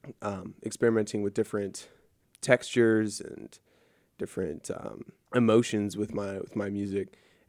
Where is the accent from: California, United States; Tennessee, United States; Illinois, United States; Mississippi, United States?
Illinois, United States; Peoria; I'm from Peoria, Illinois